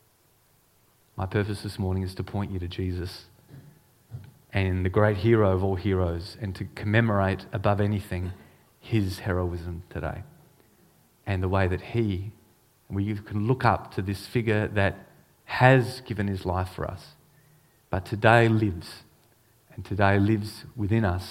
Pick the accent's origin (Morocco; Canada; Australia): Australia; also born or lived in Hong Kong; As an Australian